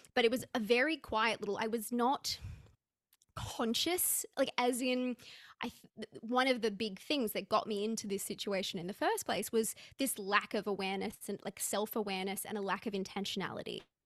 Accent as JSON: {"language": "English", "country": "Australia", "said": "I'm, I'm an Aussie"}